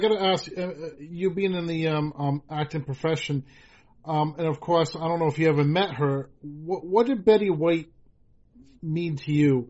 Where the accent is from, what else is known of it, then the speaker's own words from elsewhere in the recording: Rhode Island, United States; Back to my home state. I mean, the first year I interviewed you in Georgia, then Massachusetts, and now my home state.